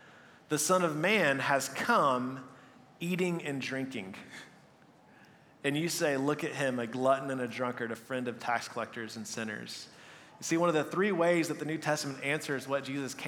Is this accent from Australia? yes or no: no; Texas, United States; moved away; I was from Texas